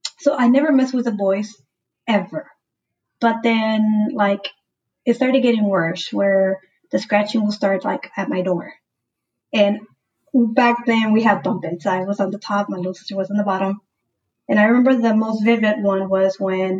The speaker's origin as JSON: {"language": "English", "town": "Houston", "region": "Texas", "country": "United States", "tie": "born or raised there", "said": "Born and raised in Houston, Texas, but of course my family is from Mexico, San Luis Potosí."}